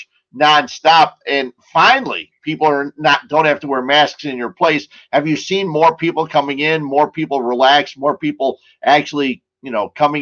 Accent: Cicero, Illinois, United States; I grew up in Cicero

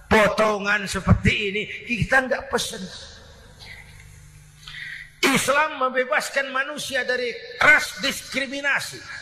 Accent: Jakarta, Indonesia; born there; Bahwa saya lahir di Jakarta itu sih kebetulan.

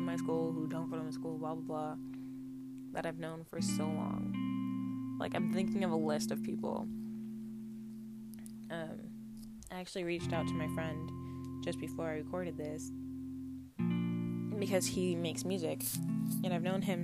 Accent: United States; I grew up in the States.

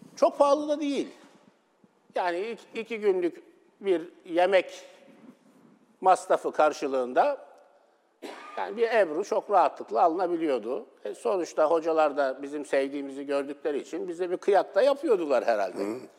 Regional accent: Istanbul, Turkey; ben Esenler'de çocukluğum geçti.

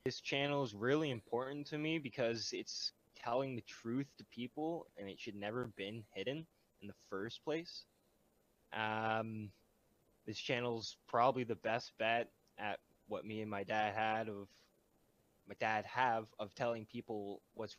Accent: Ottawa, Ontario, Canada; born there; Okay, so I was born in Renfrew, or no, born in Ottawa, and then kind of moved around a lot throughout the life.

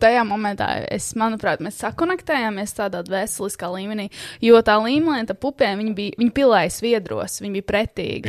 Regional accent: Sigulda, Sigulda Municipality, Latvia; manā dzimtajā zemē, Siguldā. Šis ir maģiskais ķēzers, skats, kur mēs pavadījām diezgan daudz laika bērnībā.

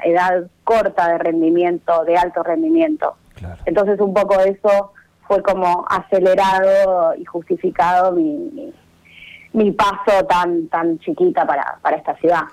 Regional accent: Necochea, Buenos Aires Province, Argentina; Soy necochense

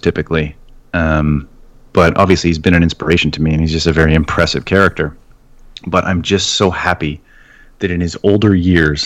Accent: Canada; I'm Canadian

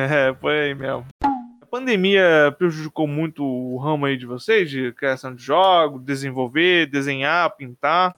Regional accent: Rondônia, Brazil; eu sou de, do estado de Rondônia

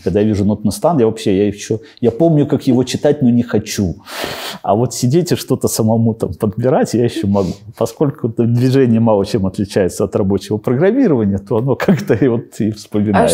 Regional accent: Babruysk, Mogilev Region, Belarus; moved away as an adult; also born or lived in Astravyets / Mikhalishki / Minsk; в Бобруйске прошло мое детство. На самом деле я вообще родился в Островце

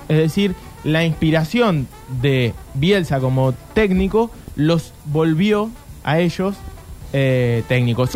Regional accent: Argentina

